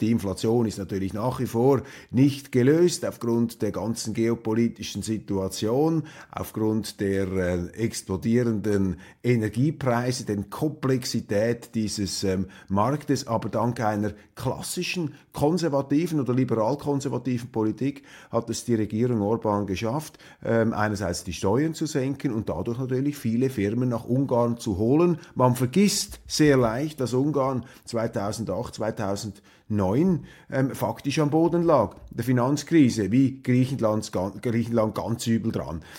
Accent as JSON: {"language": "German", "country": "Switzerland", "said": "als Schweizer"}